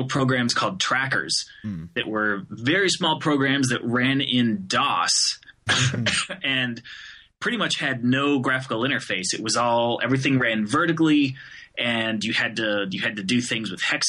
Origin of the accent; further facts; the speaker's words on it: Phoenix, Arizona, United States; moved away as an adult; now in Detroit, United States; I'm actually from Phoenix, Arizona, which is a wildly divergent, area and attitude and everything. So I grew up in the desert